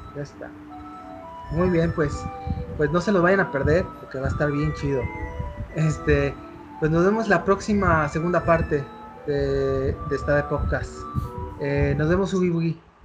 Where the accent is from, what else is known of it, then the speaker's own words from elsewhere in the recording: Mexico; nosotros como mexicanos